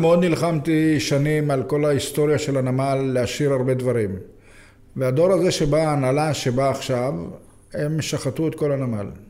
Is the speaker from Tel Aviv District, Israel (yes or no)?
yes; Jaffa, Tel Aviv District, Israel; אני גדלתי ביפו